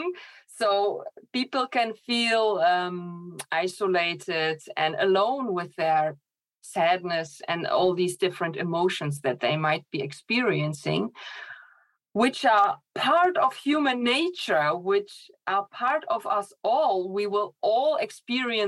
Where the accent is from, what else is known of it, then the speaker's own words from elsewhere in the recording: Germany; moved away as an adult; also born or lived in Poland; now in Netherlands; I grew up in Poland and in Germany, actually. I lived in Poland for 6 years, and then I moved to Germany.